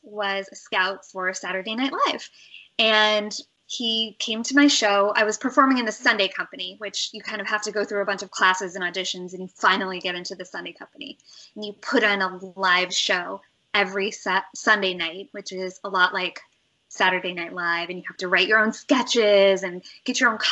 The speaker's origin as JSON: {"language": "English", "region": "Nebraska", "country": "United States", "tie": "born or raised there", "also_born_or_lived": "Los Angeles", "moved": "as an adult", "said": "So I grew up in Nebraska"}